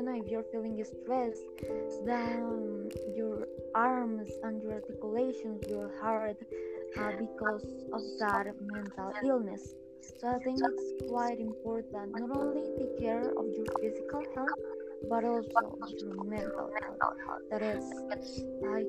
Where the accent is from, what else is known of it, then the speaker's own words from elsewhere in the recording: Colombia; I'm from Colombia